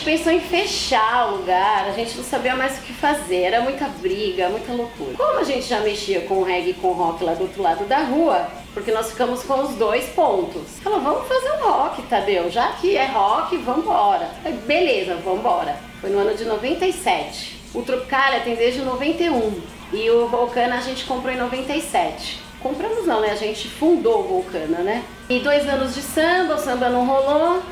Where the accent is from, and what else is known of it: São Paulo, Brazil; born or raised there